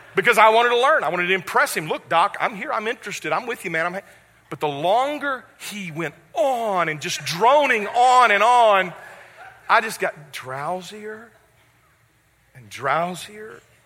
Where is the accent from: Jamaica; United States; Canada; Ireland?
United States; West Memphis, Arkansas; moved away; also born or lived in Jackson, Mississippi; my hometown, which is West Memphis, Arkansas.